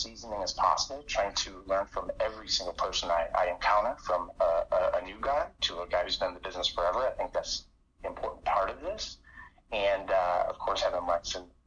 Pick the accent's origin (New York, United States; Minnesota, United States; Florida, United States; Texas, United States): New York, United States; Buffalo; moved away; spent a little time with family, as that's where I'm from